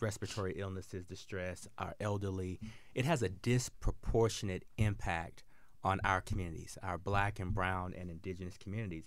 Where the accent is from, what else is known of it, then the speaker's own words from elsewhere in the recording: the South, United States; I grew up in the South, and I grew up hunting and fishing with my dad and my granddad